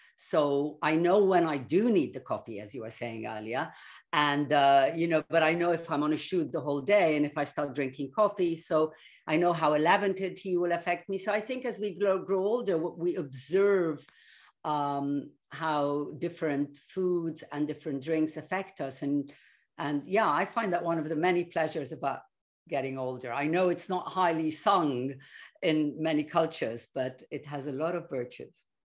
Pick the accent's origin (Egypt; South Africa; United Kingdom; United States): Egypt; I grew up in an Egypt of, I would say, peace, love, progress, and sweetness all round.